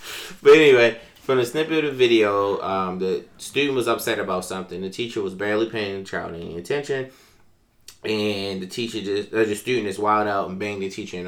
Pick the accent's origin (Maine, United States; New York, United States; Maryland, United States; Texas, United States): Maryland, United States; Baltimore; that teacher from Baltimore, my hometown